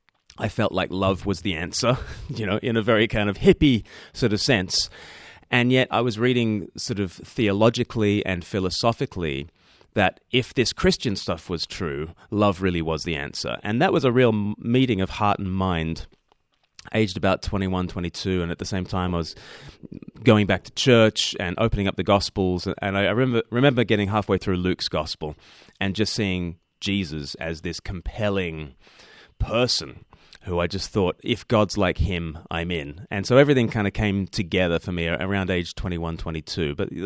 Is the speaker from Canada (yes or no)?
no; Australia; now in Eastbourne, United Kingdom; Yes, I don't speak with an accent because I'm Australian, so that's a bit confusing for people. Although Australians think I sound like a pom, and the English think I sound like a convict, so it's the worst of all worlds. I live on the south coast of England in a place called Eastbourne